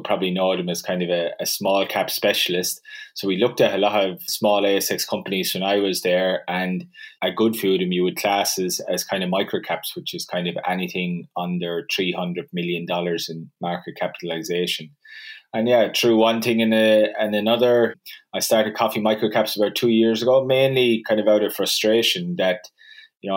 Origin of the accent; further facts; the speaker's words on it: Ireland; moved away as an adult; also born or lived in Dublin / Sydney, Australia; the accent will probably give it away, but yeah, I grew up in Ireland and worked in Dublin for a little while after I finished university and then started traveling the world and ended up in Australia